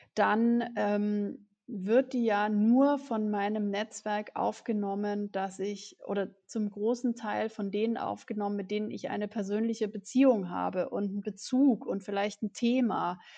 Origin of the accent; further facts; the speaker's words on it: Germany; also born or lived in New York